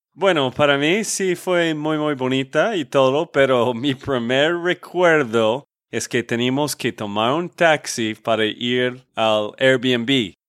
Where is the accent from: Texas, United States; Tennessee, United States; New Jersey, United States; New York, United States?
Texas, United States; de Texas, Estados Unidos